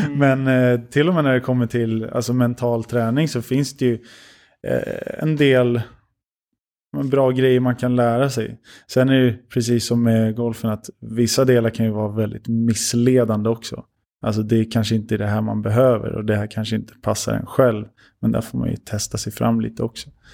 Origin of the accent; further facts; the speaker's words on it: Sweden; jag är ändå uppvuxen i Sverige